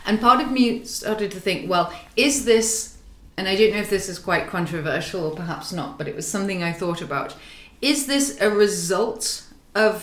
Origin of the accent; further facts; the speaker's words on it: United Kingdom; now in Russia; I'm British